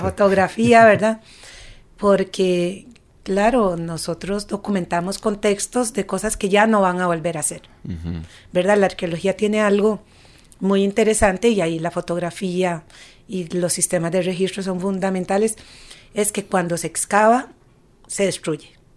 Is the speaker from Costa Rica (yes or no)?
yes; Costa Rica; moved away as an adult; also born or lived in Barcelona, Spain; yo me fui de Costa Rica. Yo viví 16 años fuera, viví en Barcelona allá mucho tiempo